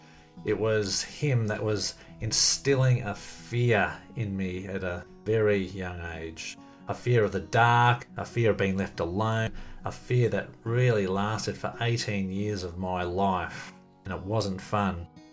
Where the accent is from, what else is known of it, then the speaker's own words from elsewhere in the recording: Melbourne, Victoria, Australia; born there; I was born in Melbourne, Australia in 1966.